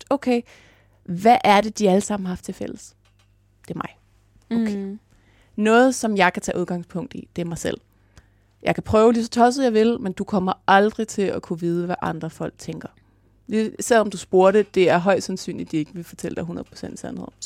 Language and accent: Danish; Jutland, Denmark; accent: Jutlandic; jeg snakker jysk normalt.